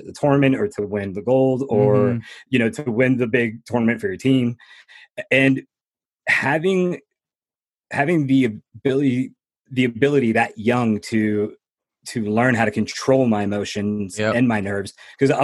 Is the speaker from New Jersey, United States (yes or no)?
yes; New Jersey, United States; also born or lived in Florida; I was born in Florida. And then finally we got to New Jersey, and my mother worked extremely hard by herself. She worked like three jobs, raised my brother